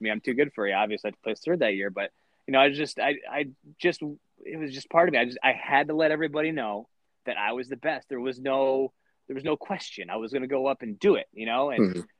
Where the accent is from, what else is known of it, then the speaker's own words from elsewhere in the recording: Lansing, Michigan, United States; also born or lived in Grand Haven, Michigan; I'm originally from Lansing, Michigan. Um, my my parents were divorced, and uh, my dad lived in Lansing, and my mom lived in Grand Haven, and I split time between the two.